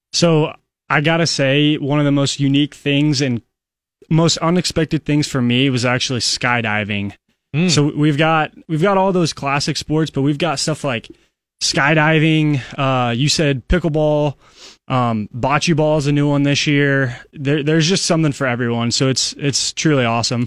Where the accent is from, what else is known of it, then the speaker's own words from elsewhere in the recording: Council Bluffs, Iowa, United States; moved away as an adult; now in Lincoln, United States; I'm only from Council Bluffs, but it, it feels like a world away.